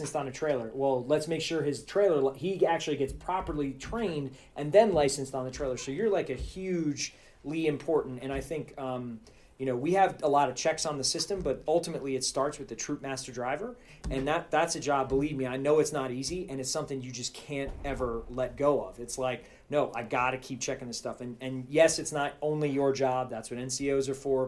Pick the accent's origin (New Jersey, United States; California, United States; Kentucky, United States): New Jersey, United States; Toms River; moved away; I'm from Toms River